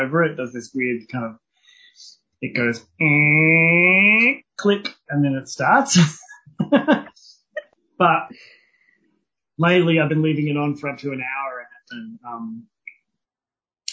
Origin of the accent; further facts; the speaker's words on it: Canada; I'm a Canadian